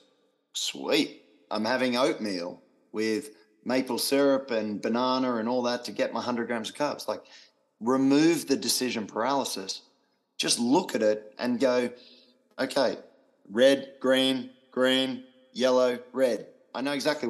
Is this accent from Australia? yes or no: yes; Australia; being Australian, I am very blunt